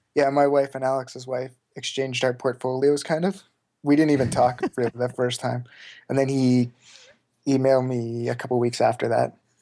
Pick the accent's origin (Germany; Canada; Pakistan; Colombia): Canada; Saskatoon, Saskatchewan; Saskatoon, Saskatchewan. It's, like, right in the very middle of Canada.